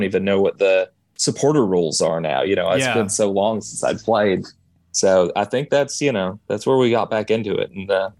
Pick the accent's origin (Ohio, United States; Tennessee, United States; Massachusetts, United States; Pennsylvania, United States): Tennessee, United States; Morristown; also born or lived in Knoxville, Tennessee; now in Memphis, United States; Knoxville, I lived there for 10 years. I'm originally from Morristown